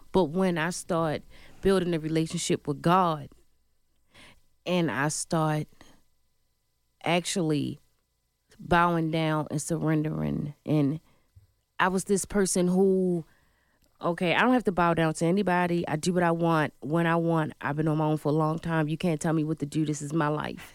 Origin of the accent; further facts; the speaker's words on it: Baltimore, Maryland, United States; I was born in Baltimore, Maryland